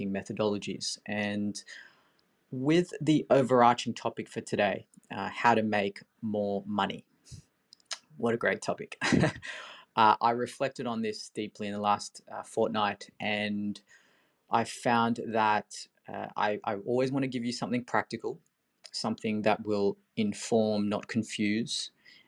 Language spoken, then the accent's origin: English; Sydney, New South Wales, Australia; I'm from Sydney